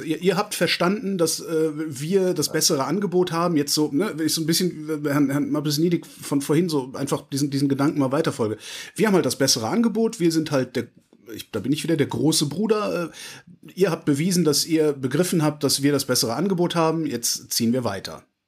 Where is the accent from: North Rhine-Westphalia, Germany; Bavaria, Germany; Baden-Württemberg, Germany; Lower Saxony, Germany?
North Rhine-Westphalia, Germany; near Cologne; Ich komme aus hm. Westdeutschland, also ich bin in der Nähe von Köln groß geworden